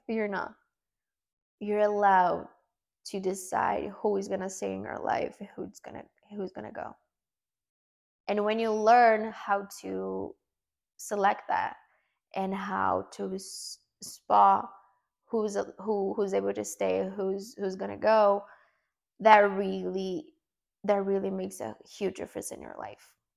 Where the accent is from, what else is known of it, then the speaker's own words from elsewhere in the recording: Brazil; first language Portuguese; English is a second language; English is not my first language. Um, I'm Brazilian. I speak Portuguese